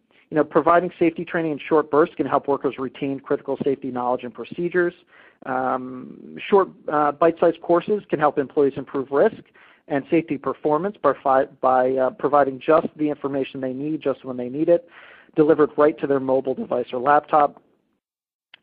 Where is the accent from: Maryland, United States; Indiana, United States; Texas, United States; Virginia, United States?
Virginia, United States; Virginia Beach; my hometown of Virginia Beach